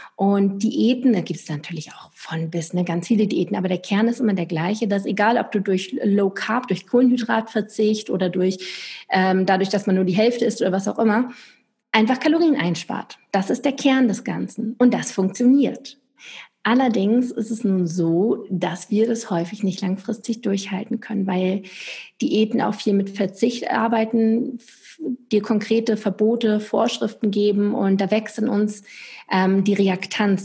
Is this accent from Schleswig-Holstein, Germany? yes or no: yes; Lübeck, Schleswig-Holstein, Germany; moved away as an adult; also born or lived in Stuttgart; Ich komme eigentlich aus Lübeck von der Ostsee, bin dann runter in den Süden nach Stuttgart gezogen